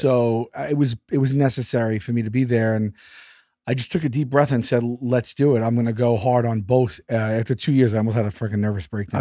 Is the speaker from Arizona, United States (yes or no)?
no; New York City, New York, United States; Born and raised in Staten Island, New York.